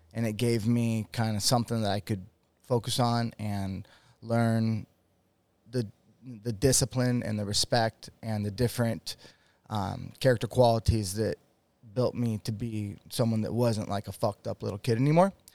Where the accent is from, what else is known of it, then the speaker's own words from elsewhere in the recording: Washington, United States; moved away as an adult; now in Utah, United States; I live in Utah. I grew up in Washington State